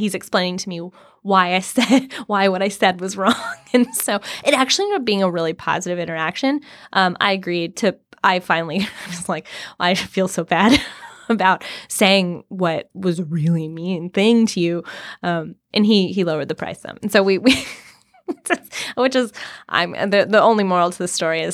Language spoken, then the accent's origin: English; Mobile, Alabama, United States; moved away; also born or lived in Amman, Jordan; I'm from Mobile, Alabama